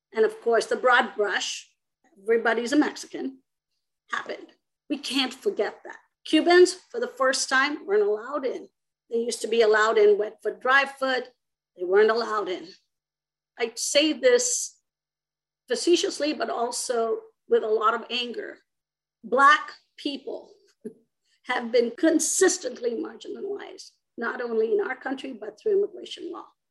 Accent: India; moved away as an adult; also born or lived in Arizona; now in United States; I myself am an immigrant. I grew up in India and came to the United States when I was about 18

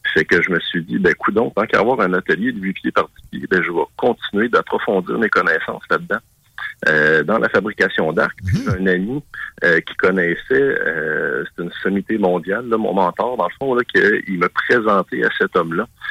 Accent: Quebec, Canada; Nous autres, évidemment, au Québec

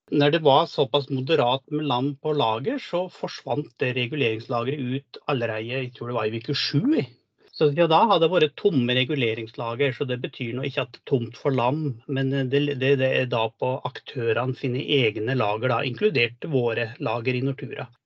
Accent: Lesja, Innlandet, Norway; moved away; Jeg kommer opprinnelig fra Lesja i Nord-Gudbrandsdalen. Og oppvokste på en gard der med storfe og sau.

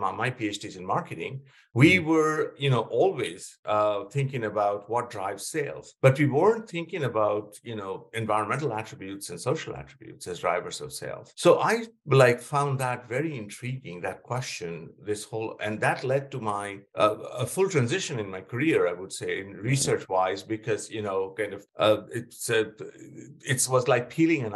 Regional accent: West Bengal, India; moved away as an adult; also born or lived in Pennsylvania, United States; I grew up in India and in West Bengal

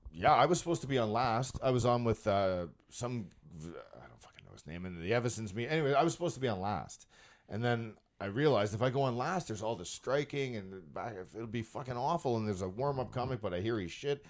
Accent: Brampton, Ontario, Canada; I live in Brampton and I grew up in Brampton.

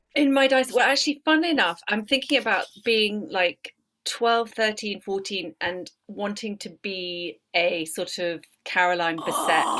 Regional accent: Paris, Île-de-France, France; moved away; I grew up in Paris

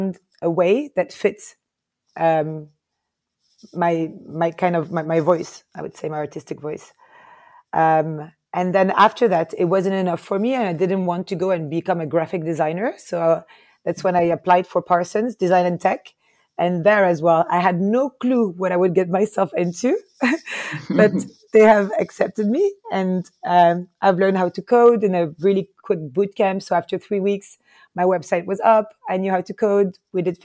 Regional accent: Paris, Île-de-France, France; moved away as an adult; also born or lived in Lebanon / Palestine / United States; now in Lisbon, Portugal; I grew up in Paris.

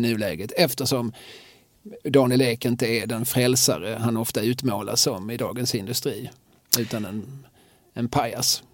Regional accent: Malmö, Skåne, Sweden; som Malmöbo

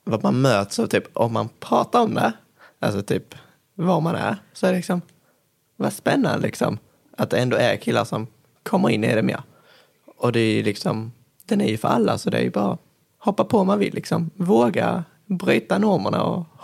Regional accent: Kristianstad, Skåne, Sweden; Eh, kommer ifrån eh, Kristianstad vanligtvis. Går årskurs tre på Flyinge hästsportgymnasium.

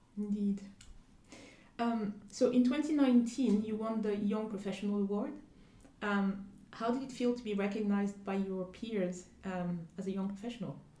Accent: Côte d’Ivoire; I grew up in in Ivory Coast

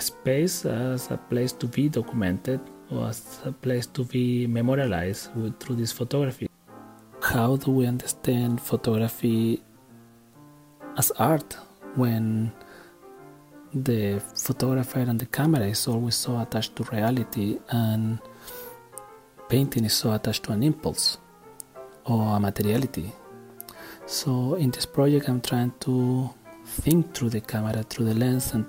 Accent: Chile; I'm a visual artist from Chile.

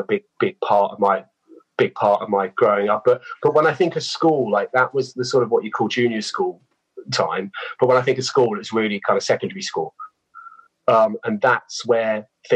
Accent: Christchurch, South West England, United Kingdom; I grew up in Dorset, not too far away from Bournemouth. And, yeah, it's a little seaside town there in a place called Christchurch

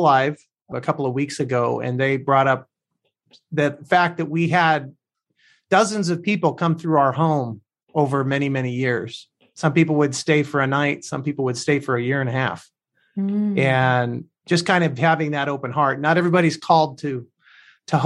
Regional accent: Placentia, California, United States; I grew up in a little town called Placentia

